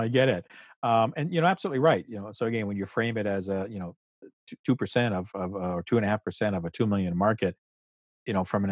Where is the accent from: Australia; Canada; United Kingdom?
Canada; we're Canadian, we're you know, living in Canada